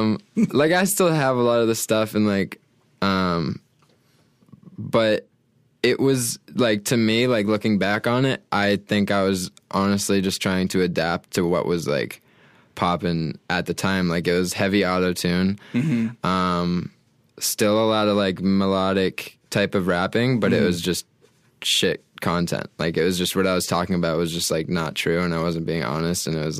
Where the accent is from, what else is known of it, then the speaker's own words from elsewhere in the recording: Portland, Maine, United States; I'm like right on the coast, like in the southern part, like right on the ocean.